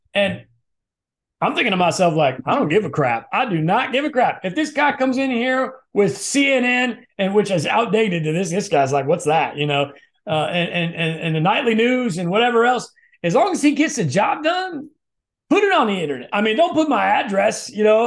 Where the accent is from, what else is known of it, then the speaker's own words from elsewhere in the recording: Midwest, United States; we're both from the Midwest